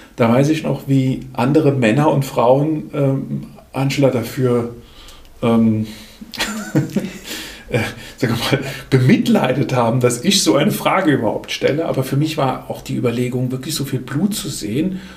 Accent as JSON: {"language": "German", "town": "Lahnstein", "region": "Rhineland-Palatinate", "country": "Germany", "tie": "born or raised there", "lives_now": "Urbar, Germany", "said": "Bin aufgewachsen ursprünglich in Lahnstein, bin da auch in der Großfamilie groß geworden"}